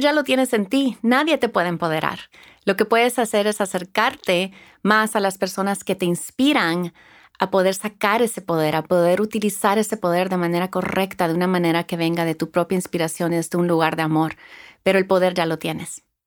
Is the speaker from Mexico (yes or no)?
no; El Salvador; also born or lived in Houston, Texas, United States; now in Los Angeles, United States; Nací en Houston, Texas, pero crecí en El Salvador